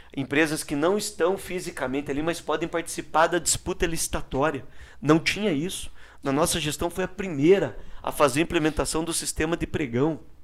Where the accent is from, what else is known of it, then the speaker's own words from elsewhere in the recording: Brazil; Eu sou morador da Vila Ilgenberg, é um bairro carente, pobre ali de, aqui da nossa cidade, no bairro da Nova Rússia. E ainda muito criança, eu trabalhei com meu pai como catador de reciclado